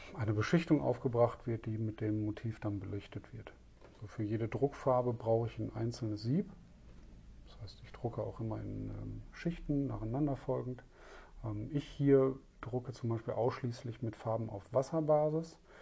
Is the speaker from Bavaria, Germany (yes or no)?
no; Essen, North Rhine-Westphalia, Germany; Da ich selber gebürtiger Essener bin